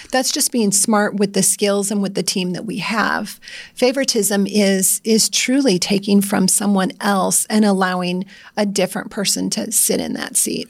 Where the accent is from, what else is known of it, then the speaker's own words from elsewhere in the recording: Iowa, United States; I'm from Iowa